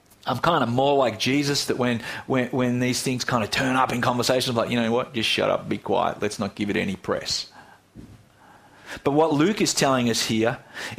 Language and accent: English; Australia; Here in Australia